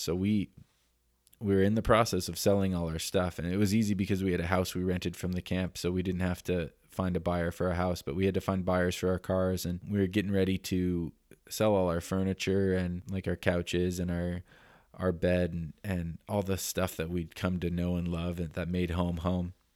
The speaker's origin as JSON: {"language": "English", "town": "Denver", "region": "Colorado", "country": "United States", "also_born_or_lived": "Canada", "moved": "yes", "lives_now": "Oroville, United States", "said": "I'm from Denver, Colorado originally."}